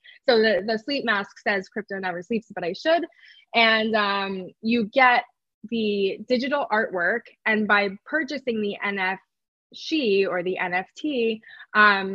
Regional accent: New York City, New York, United States; I grew up in New York City

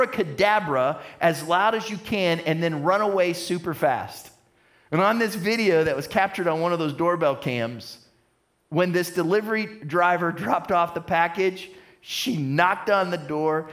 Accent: United States; I'm an American

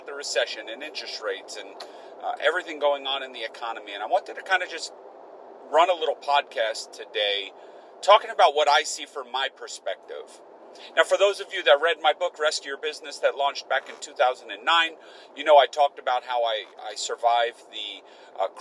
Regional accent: United States; I'm an American

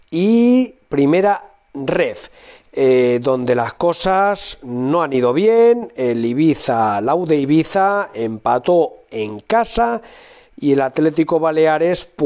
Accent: Córdoba, Argentina; No, de Córdoba.

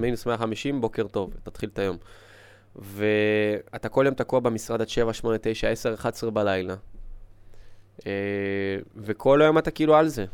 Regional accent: Israel; also born or lived in Ukraine; אני לא נולדתי פה בארץ, הייתי בגיל חמש, מאוקראינה

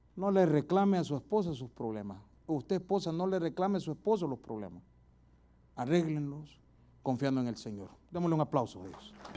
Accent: El Salvador; moved away; Un lujito allá en mi país es ir a comer pupusas todas las noches

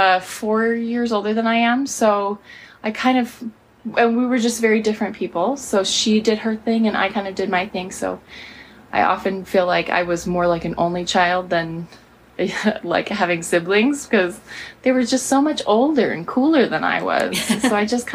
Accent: Spokane, Washington, United States; also born or lived in Moscow, Idaho; we moved here to Spokane, and I grew up here.

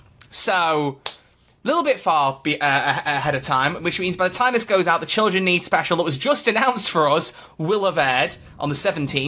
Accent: Yorkshire and the Humber, United Kingdom; I don't know why I'm from Yorkshire.

